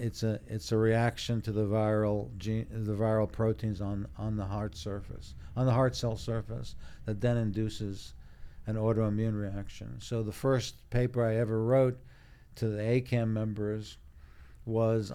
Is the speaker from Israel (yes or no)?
yes; Israel; born in Israel, but my parents are European